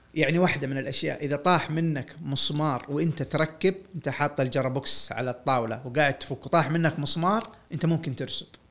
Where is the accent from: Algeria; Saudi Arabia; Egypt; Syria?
Saudi Arabia; انا سعودي وبشتغل ميكانيكي